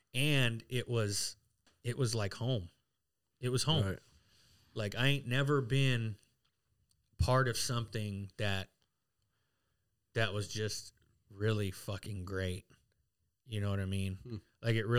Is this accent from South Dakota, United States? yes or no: yes; Pine Ridge, South Dakota, United States; Like, I'm from Pine Ridge. I'm Lakota. I'm Oglala.